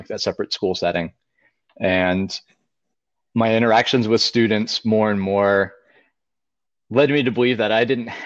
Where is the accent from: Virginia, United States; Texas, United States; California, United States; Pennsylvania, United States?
Pennsylvania, United States; moved away as an adult; also born or lived in Delaware; I'm originally from Pennsylvania and attended Penn State University for undergraduate